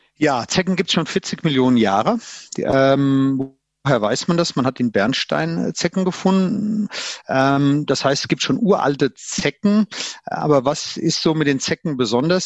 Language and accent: German; near Limburg an der Lahn, Central Hesse, Germany; now in Bavaria, Germany; bin aus Mittelhessen, aus der Nähe von Limburg an der Lahn, Frankfurt und wir hatten früher immer Schnee und Winter und Eis